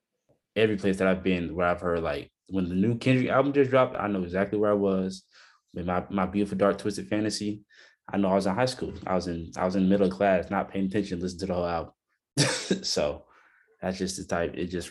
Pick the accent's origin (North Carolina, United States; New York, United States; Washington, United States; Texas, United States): North Carolina, United States; Raleigh; I'm from Raleigh.